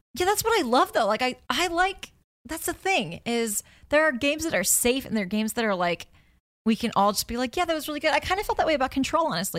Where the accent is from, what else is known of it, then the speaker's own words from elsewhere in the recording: United States; me being an American